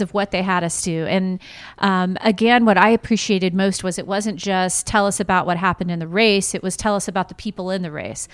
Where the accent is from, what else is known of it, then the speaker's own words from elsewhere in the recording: Lakeland, Florida, United States; my hometown of Lakeland